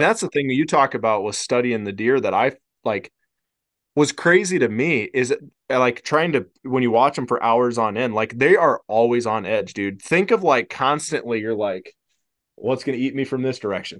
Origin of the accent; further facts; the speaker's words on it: Iowa, United States; moved away; growing up in Iowa